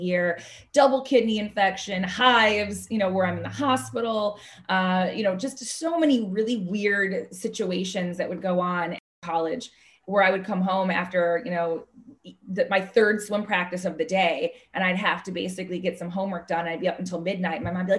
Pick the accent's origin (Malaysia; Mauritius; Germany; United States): United States; Chicago, Illinois; I'm originally from Chicago